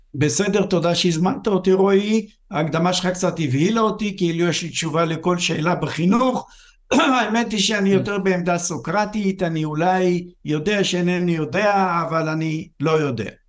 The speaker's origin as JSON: {"language": "Hebrew", "country": "Israel", "tie": "born or raised there", "said": "אני גדלתי בבית, אני גדלתי בקיבוץ"}